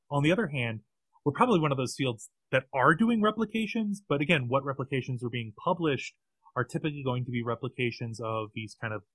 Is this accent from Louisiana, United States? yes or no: yes; Southern Louisiana, United States; a Southerner who grew up in Southern Louisiana, who lived through Katrina and other hurricanes